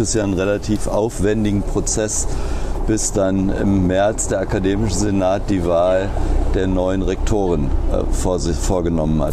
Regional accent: Rodenberg, Lower Saxony, Germany; moved away as an adult; also born or lived in Berlin / Bremen / Cottbus; geboren bin ich in Rodenberg

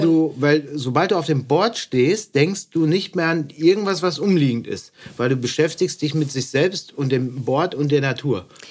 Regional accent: Dorsten, North Rhine-Westphalia, Germany; bei uns in Dorsten

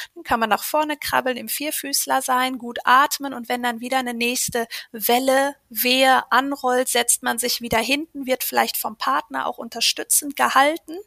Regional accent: Ruhr area, near Dortmund, North Rhine-Westphalia, Germany; moved away as an adult; ich komme aus dem Ruhrgebiet in der Nähe von Dortmund.

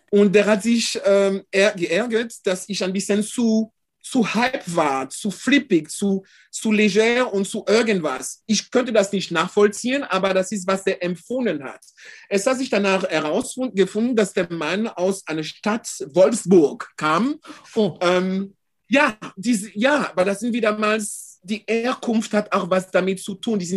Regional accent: France; ich bin in Deutschland, also in Frankreich aufgewachsen, also als Europäer

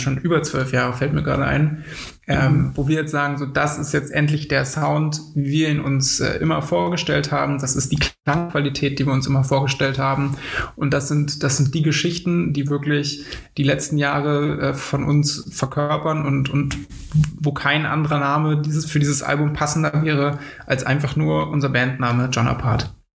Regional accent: Potsdam, Brandenburg, Germany; wir kommen aus Potsdam und haben uns dort auch ähm, mehr oder weniger an der Schule kennengelernt.

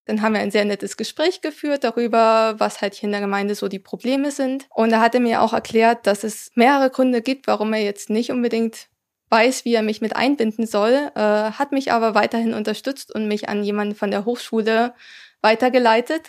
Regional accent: area around Zittau, Saxony, Germany; moved away as an adult; also born or lived in Weimar / Mittelherwigsdorf; Ich bin in der Gegend um Zittau aufgewachsen und habe da auch meinen Schulabschluss gemacht

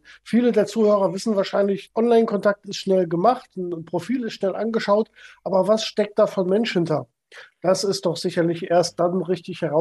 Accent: North Rhine-Westphalia, Germany; wir haben auch hier in Köln, ich komme aus der Nähe von Köln, sehr viele Events vor Ort gemacht.

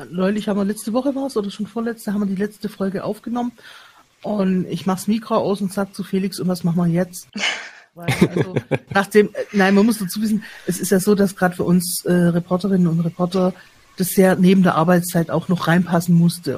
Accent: Stuttgart, Baden-Württemberg, Germany; als Stuttgarterin miterlebt

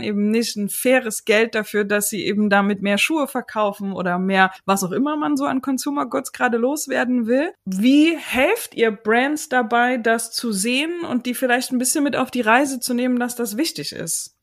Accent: Chemnitz, Saxony, Germany; Ich komme aus Chemnitz

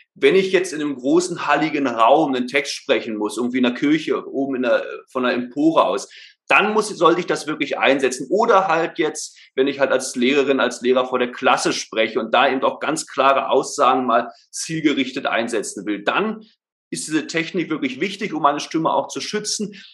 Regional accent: Berlin, Germany; moved away as an adult; now in Stuttgart, Germany; Also geboren, aufgewachsen bin ich ursprünglich in Berlin. Ähm, leben tue ich jetzt, wie gesagt, in Stuttgart.

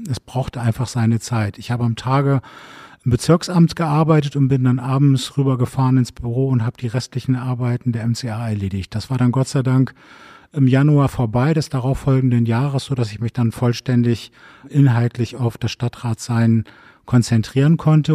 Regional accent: Bremen, Germany; now in Berlin, Germany; Ich bin in Bremen geboren

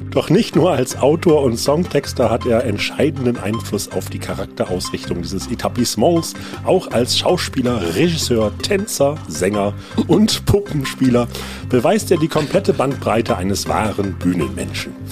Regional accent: Frisia, Germany; Ich bin aus Friese, ich muss Tee trinken, ja.

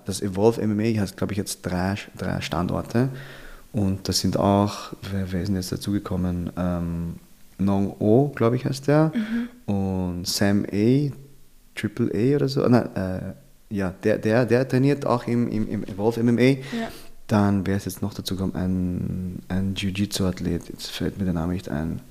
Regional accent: Vienna, Austria; meine Eltern kommen aus den Philippinen, ich bin okay. in Wien aufgewachsen

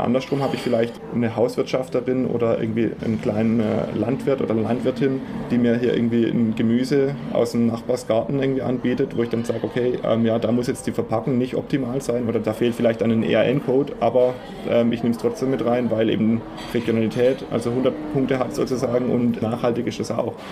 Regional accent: Fischerbach, Baden-Württemberg, Germany; ich bin auf dem Hof, auf dem Ramsteiner Hof in Fischerbach aufgewachsen

